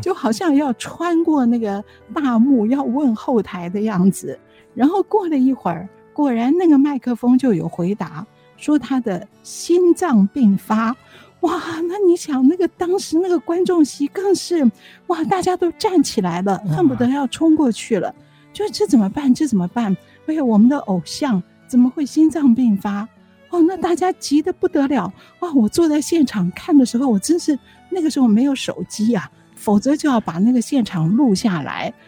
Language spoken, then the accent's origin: Chinese; Taiwan; 我们是台湾来的